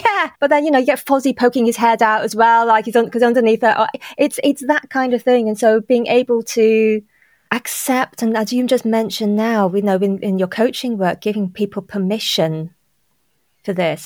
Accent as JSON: {"language": "English", "town": "Liverpool", "region": "North West England", "country": "United Kingdom", "tie": "born or raised there", "said": "I was born in Liverpool and I, and not far from Anfield."}